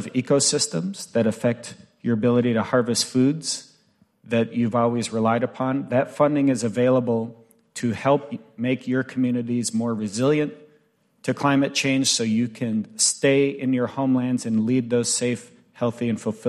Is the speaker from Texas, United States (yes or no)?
no; Bay Mills Indian Community, northern Michigan, United States; I'm Ojibwe from the Bay Mills Indian community, way up at the top of northern Michigan